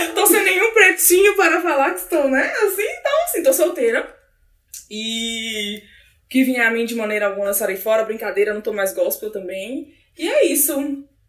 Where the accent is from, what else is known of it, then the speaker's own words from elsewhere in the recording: Brasília, Federal District, Brazil; sou daqui mesmo, de Brasília